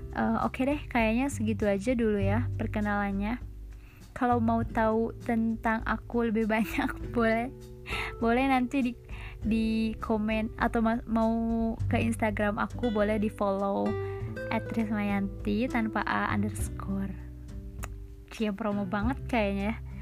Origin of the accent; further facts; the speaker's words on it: Bandung, West Java, Indonesia; accent: Sundanese; aku dari Bandung neng neng Bandung hmm. cina jadi eh, mohon maaf nih kalau misalkan logat-logat ngomongnya agak campur Sunda ya